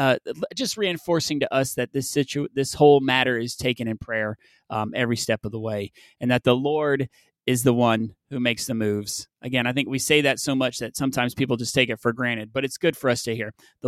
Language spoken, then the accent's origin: English; the South, United States; I'm from the South.